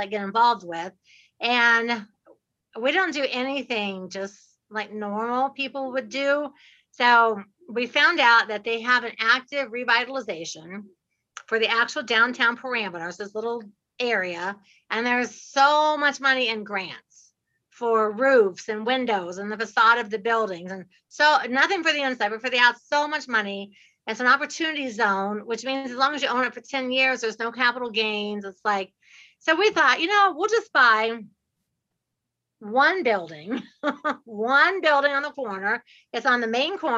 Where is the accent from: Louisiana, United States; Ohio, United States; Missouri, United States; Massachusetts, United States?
Ohio, United States; Dayton; I'm from Dayton, Ohio